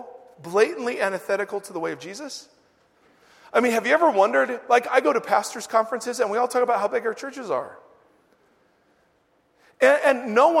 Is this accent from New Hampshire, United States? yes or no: no; Ohio, United States; I came out from Ohio.